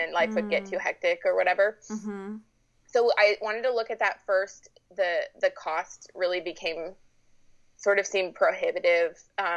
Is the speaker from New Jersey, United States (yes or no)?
no; Colorado Springs, Colorado, United States; moved away as an adult; now in Sacramento, United States; I grew up in Colorado Springs, Colorado, and was born and raised there my whole life